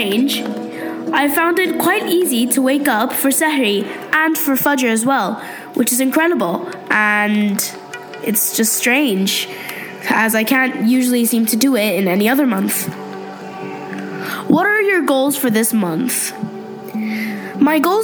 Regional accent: Pakistan; I'm from Pakistan.

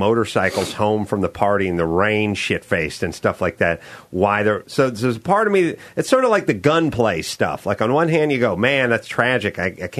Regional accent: Los Angeles, California, United States; I'm from North Hollywood

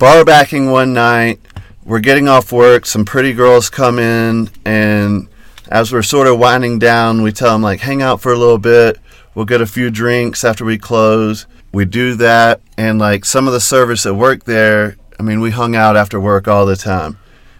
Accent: North Carolina, United States; now in Denver, United States; North Carolina.

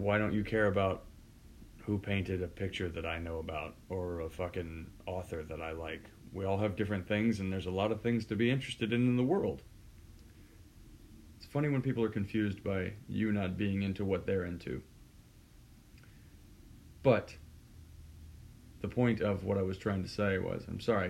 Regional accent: Houston, Texas, United States; moved away; I'm from Houston

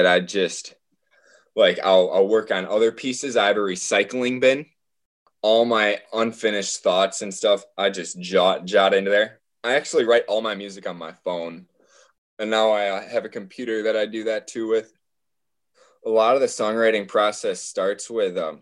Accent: Holmen, Wisconsin, United States; I was born in Holman, Wisconsin, on a 900-acre farm with four older brothers

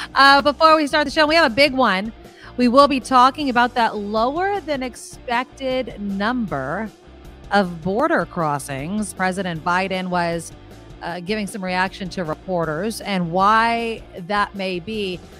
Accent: San Jose, California, United States; here in my hometown of San Jose

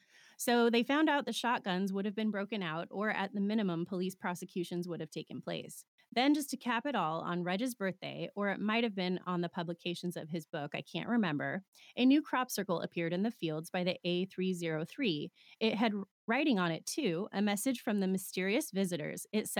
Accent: South East England, United Kingdom; I come from Old Hampshire in the UK and used to work and travel extensively in that county for many years. My depot was in Andover

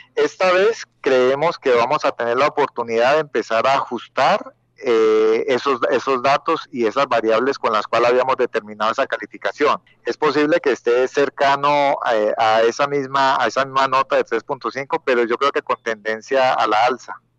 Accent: Colombia; nosotros los colombianos

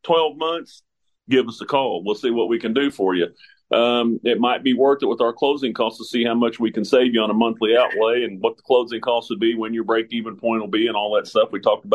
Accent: St. Joseph, Missouri, United States; moved away as an adult; now in Kentucky, United States; I'm a transplant. You know, I'm from St. Joseph, Missouri, yep. Came out here and played baseball down to EKU

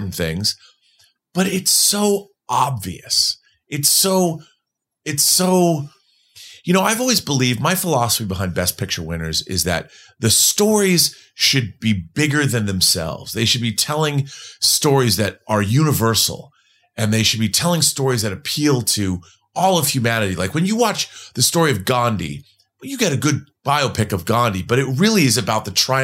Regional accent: United States; as an American

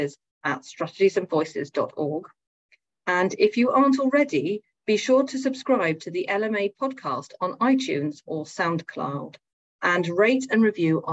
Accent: United Kingdom; I'm British

